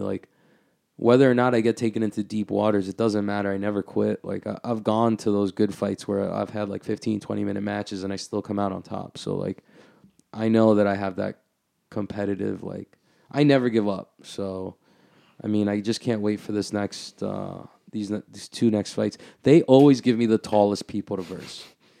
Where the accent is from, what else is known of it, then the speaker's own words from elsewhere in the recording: Flushing, New York, United States; I grew up out here in Bayside, Flushing, so I'm very familiar.